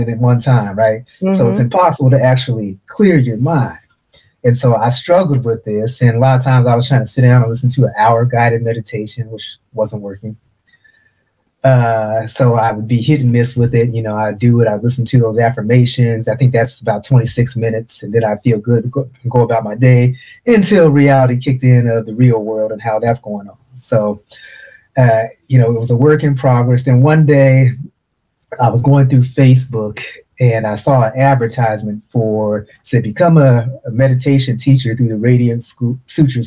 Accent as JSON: {"language": "English", "town": "Portland", "region": "Oregon", "country": "United States", "tie": "born or raised there", "said": "I grew up in Portland, Oregon"}